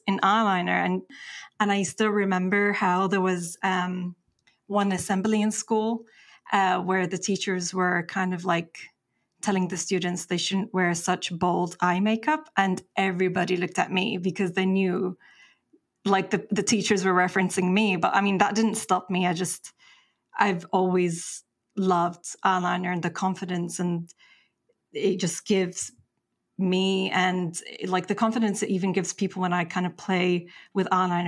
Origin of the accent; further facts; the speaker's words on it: England, United Kingdom; also born or lived in Egypt; I was born in Egypt, and just under 4 months, that's when my family moved to England. And I grew up there